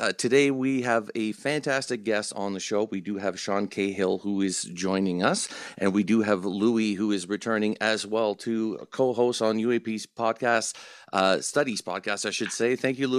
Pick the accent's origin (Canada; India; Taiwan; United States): Canada; Now, I'm Canadian.